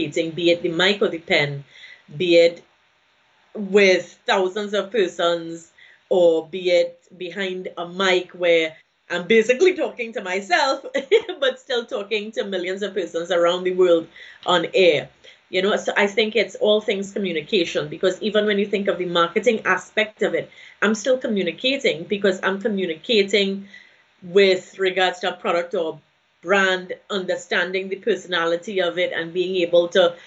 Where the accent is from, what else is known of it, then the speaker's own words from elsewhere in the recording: Trinidad & Tobago; from Trinidad and Tobago